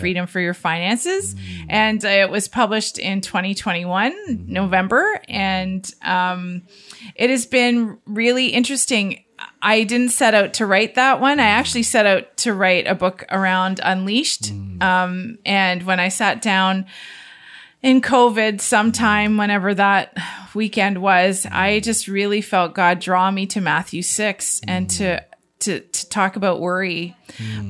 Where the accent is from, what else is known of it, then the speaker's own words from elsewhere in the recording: Niagara-on-the-Lake, Ontario, Canada; I grew up in Niagara on the Lake on a mm. fruit farm